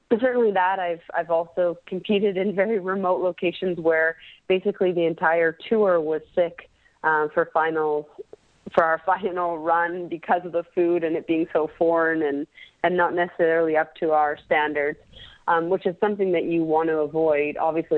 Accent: Canada; it doesn't take long before you realize how lucky we are to be Canadian.

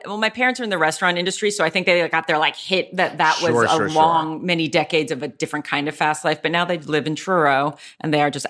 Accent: Anzio, Lazio, Italy; born there; I was born in Anzio, which is outside of Rome, well known for where many American soldiers died in World War II.

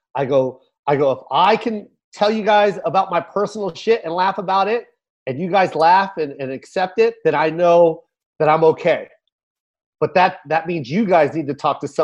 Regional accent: Tacoma, Washington, United States; I'm from Tacoma.

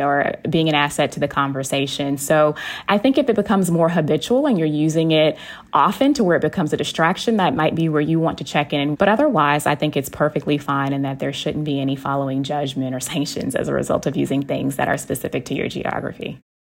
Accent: Texas, United States; I am from Texas and y'all is a part of my vernacular

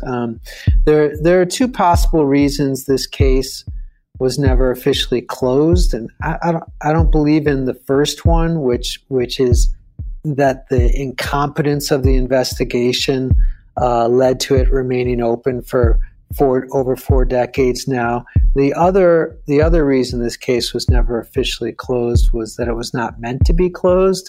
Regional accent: Southfield, Michigan, United States; walking home from the Century Drugs that, that used to be at, uh, Evergreen Plaza, they called it, over at eleven mile and Evergreen in Southfield, which is outside of Detroit

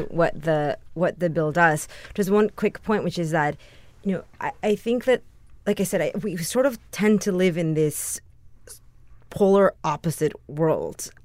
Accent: San Antonio, Texas, United States; moved away as an adult; also born or lived in Mexico / New York; now in Los Angeles, United States; My hometown of San Antonio where I grew

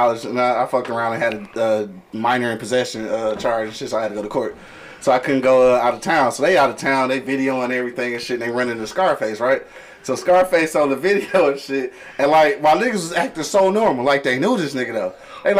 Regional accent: Detroit, Michigan, United States; I'm from Detroit. I don't care what you're doing.

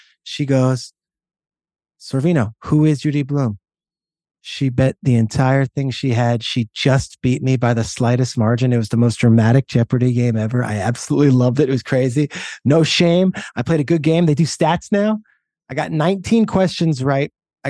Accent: Freehold, New Jersey, United States; we were growing up in Freehold, New Jersey.

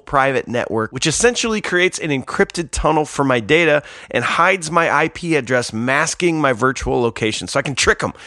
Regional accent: St. Louis, Missouri, United States; moved away; I was born and raised in St. Louis

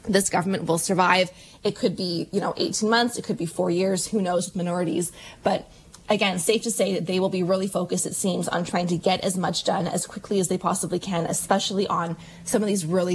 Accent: Alberta, Canada; moved away; I was born in Alberta, you know, lived there for many, many years

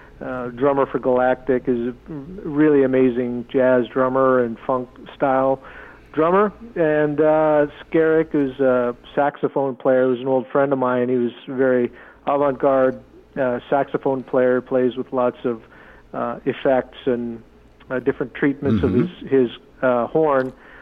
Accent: Seattle, Washington, United States; I'm a Tlingit tribal member. I grew up in the Seattle area.

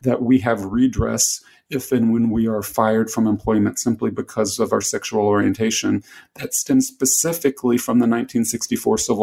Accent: the South, United States; I grew up in the South

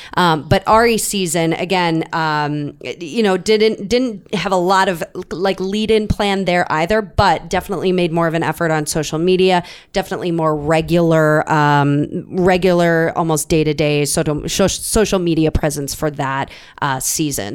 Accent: Minnesota, United States; we're both from Minnesota.

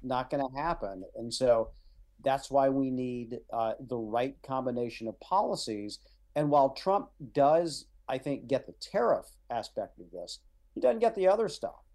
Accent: Midwest, United States; I was raised in the Midwest.

